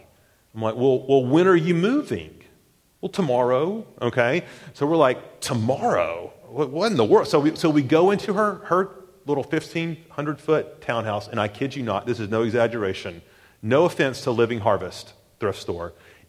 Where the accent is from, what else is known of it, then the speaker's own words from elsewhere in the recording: the South, United States; growing up in the South particularly, we often think of baptism as a sidebar thing.